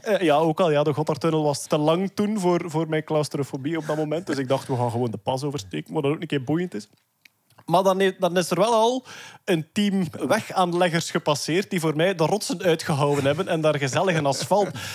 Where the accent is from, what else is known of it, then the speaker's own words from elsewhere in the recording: Flanders, Belgium; als Vlaming van onze of voorgaande generaties